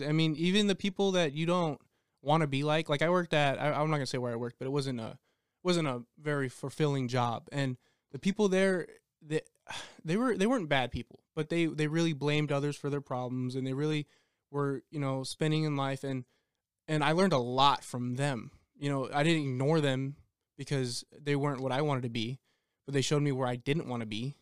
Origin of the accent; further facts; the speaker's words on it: El Paso, Texas, United States; I'm from El Paso, Texas